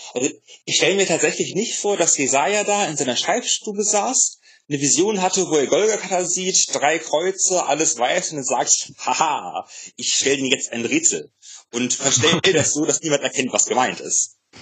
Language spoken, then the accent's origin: German; Germany; wir als Deutsche